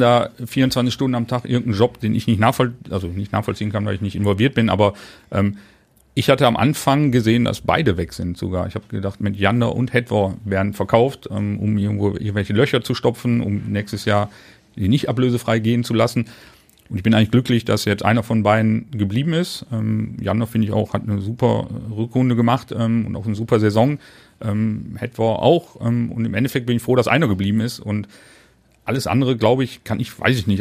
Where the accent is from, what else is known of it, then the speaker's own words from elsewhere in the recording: Duisburg, North Rhine-Westphalia, Germany; ich bin in Wannermauer groß geworden, ähm, geboren.